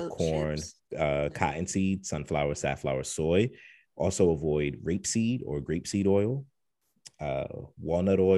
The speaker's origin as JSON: {"language": "English", "region": "New York", "country": "United States", "said": "I'm from New York"}